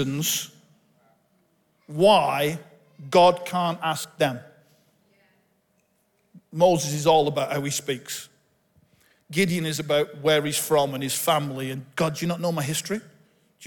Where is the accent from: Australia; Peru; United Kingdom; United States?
United Kingdom; Bolton, North West England; I'm from Bolton. I was born just up the road in the hospital in Bolton that my dad was born in.